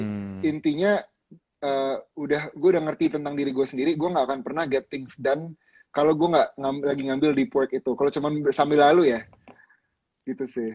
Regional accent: Jakarta, Indonesia; gua, eh, lahir dan besar di Jakarta

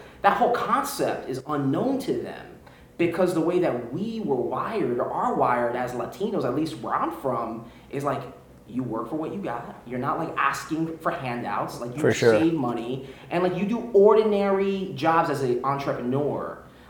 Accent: South Florida, United States; moved away; also born or lived in San Francisco; I grew up in South Florida. My parents are both from Cuba.

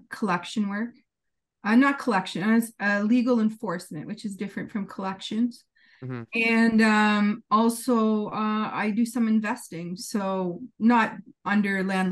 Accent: Temagami, Ontario, Canada; I'm from Temagami originally.

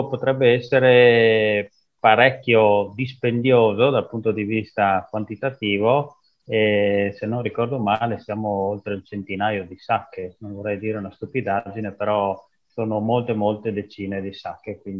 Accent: Cusignacco, Friuli-Venezia Giulia, Italy; vengo da Cusignacco, piccolo paese vicino a Udine.

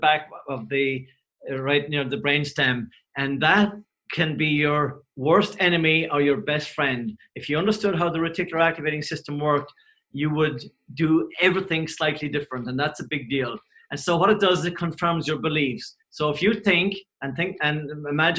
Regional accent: Cork, Munster, Ireland; I grew up in Cork, and we didn't have electricity or anything for a long time

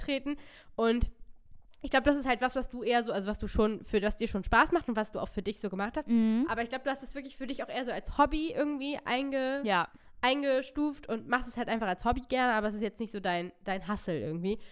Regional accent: near Hanover, Lower Saxony, Germany; ich komme aus der Nähe von Hannover. Ähm, und ich habe eigentlich auch bis auf ganz kurze Ausreißer immer in der Nähe von Hannover oder in Hannover ähm, gelebt

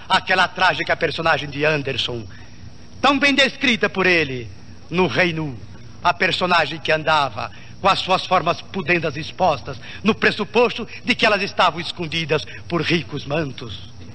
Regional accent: Brazil; como brasileiro

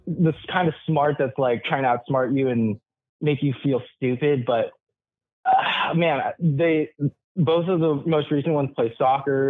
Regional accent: California, United States; moved away as an adult; now in Seattle, United States; Born and raised in California, currently living in Seattle

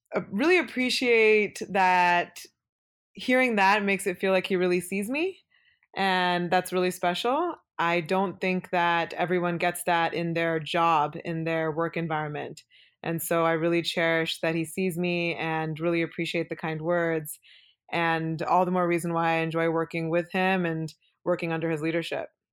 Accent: Beaverton, Oregon, United States; first language Kannada; English is a second language; also born or lived in Udupi, Karnataka, India; I grew up in Beaverton, which is a suburb of Portland

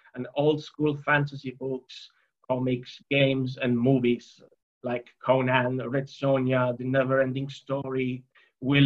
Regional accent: Poland; I was born and raised in Poland.

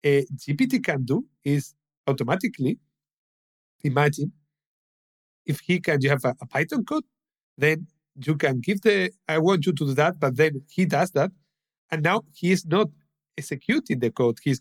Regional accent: Spain; English is a second language; I'm from Spain

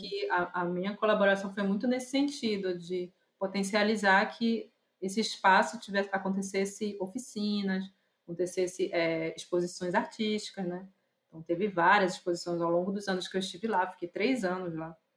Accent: Belém, Pará, Brazil; eu sou de Maeri, mas que a minha origem vem, veio vindo do Tapajós

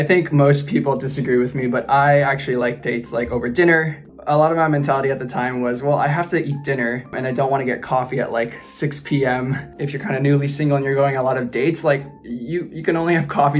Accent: Los Angeles, California, United States; I grew up in Los Angeles.

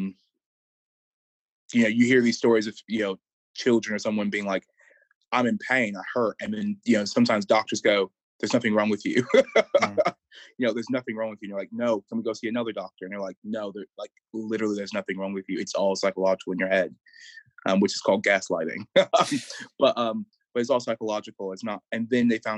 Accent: Chicago, Illinois, United States; now in Durham, United Kingdom; I grew up in Chicago

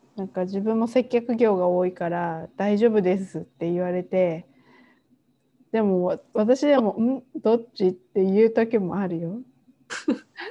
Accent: Japan; also born or lived in Taiwan; 自分の母国の日本に戻ってきて

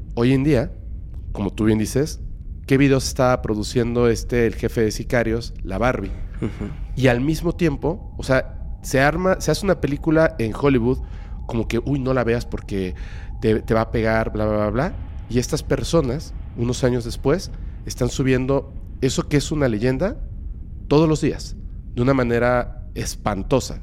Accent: Mexico

